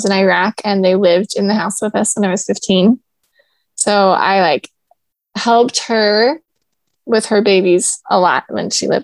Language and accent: English; Orem, Utah, United States; moved away; also born or lived in Long Beach, California; I grew up in Orem, Utah